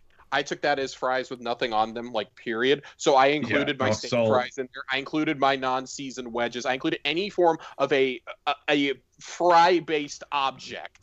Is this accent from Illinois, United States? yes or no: no; Seattle, Washington, United States; now in Texas, United States; I'm from Seattle